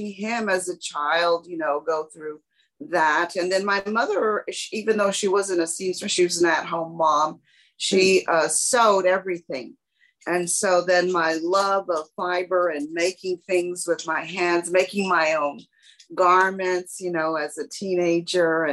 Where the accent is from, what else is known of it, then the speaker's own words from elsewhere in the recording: San Antonio, Texas, United States; as a child growing up in San Antonio, Hispanic